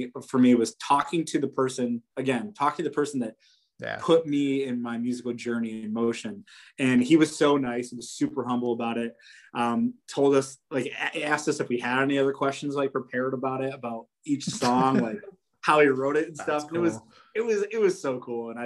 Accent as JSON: {"language": "English", "town": "Poughkeepsie", "region": "New York", "country": "United States", "tie": "born or raised there", "moved": "yes", "lives_now": "Syracuse, United States", "said": "My wife and I, we like drive to hometown in Poughkeepsie down by the city"}